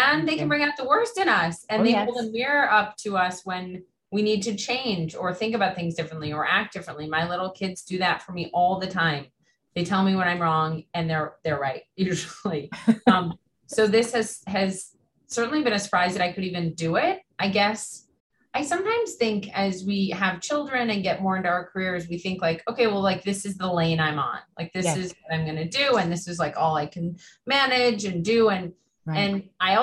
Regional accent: Minnesota, United States; I wrote for like the high school newspaper growing up in Minnesota

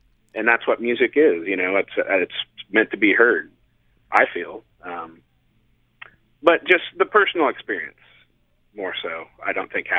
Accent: Kansas City, Missouri, United States; now in San Diego, United States; growing up in Kansas City, there was a place called Rock Therapy

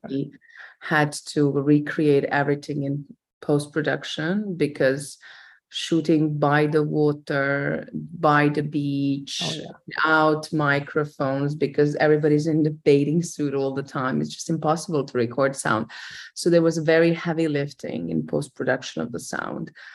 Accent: Croatia; I grew up on an island uh, with my grandmother and my great grandmother and my mother

